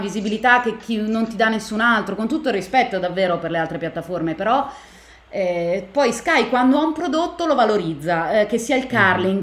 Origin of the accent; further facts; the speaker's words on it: Milan, Lombardy, Italy; io sono di Milano, sono nata e cresciuta a Milano